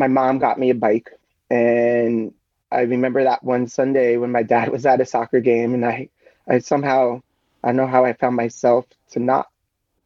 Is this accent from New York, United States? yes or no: yes; New York City, New York, United States; moved away as an adult; now in Boulder, United States; I live in Boulder, Colorado. I grew up in New York City, New York.